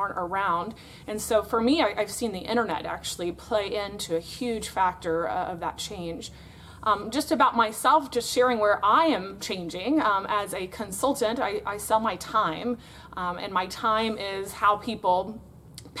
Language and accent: English; Florida, United States; I am from Florida in the United States of America